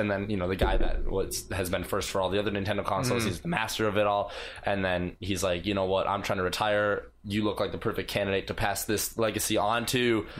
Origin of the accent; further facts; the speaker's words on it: Wisconsin, United States; Wisconsin. Middle of nowhere.